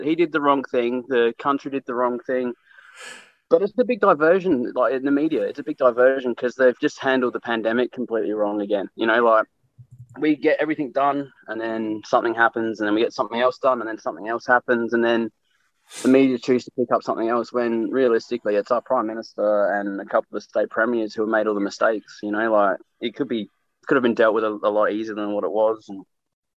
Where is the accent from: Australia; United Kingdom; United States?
Australia; also born or lived in Newcastle; now in Brisbane, Australia